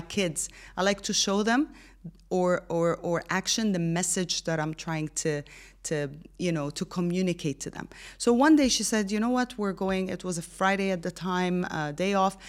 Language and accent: English; Egypt; now in Dubai, United Arab Emirates; born and raised in Egypt, but I've lived, studied, and worked in more than seven countries